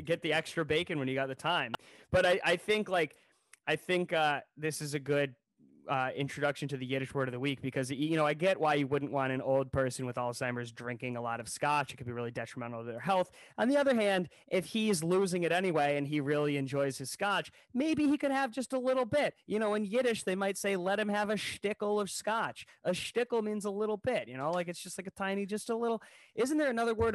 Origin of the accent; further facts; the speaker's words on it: Ohio, United States; we're from Ohio